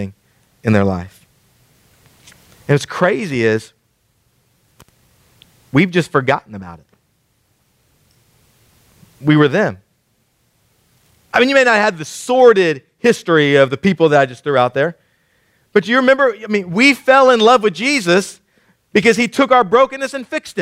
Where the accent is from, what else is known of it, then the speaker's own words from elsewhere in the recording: Killeen, Texas, United States; moved away; I grew up in Killeen